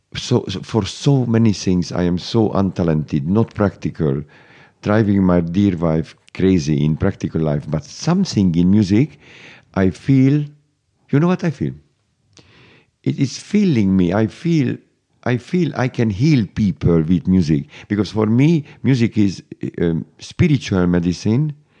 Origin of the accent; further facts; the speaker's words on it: Budapest, Hungary; I was born in Budapest, Hungary